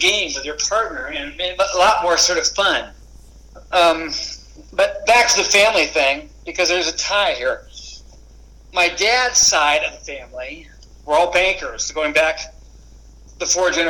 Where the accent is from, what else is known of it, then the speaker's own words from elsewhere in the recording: Los Angeles, California, United States; also born or lived in Westwood, Los Angeles; I had a very protective, I guess, sheltered upbringing, really. I was raised in Pacific Palisades, an affluent area near State Beach.